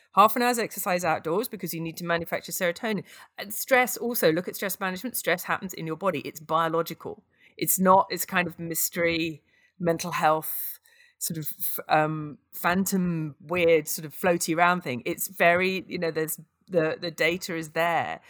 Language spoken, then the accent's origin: English; United Kingdom; I'm British